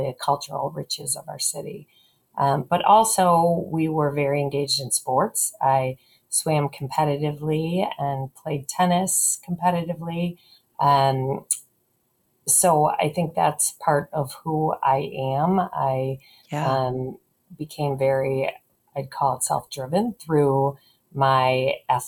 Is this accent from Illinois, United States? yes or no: yes; River Forest, Illinois, United States; now in Chicago, United States; I actually grew up in the near west suburb of River Forest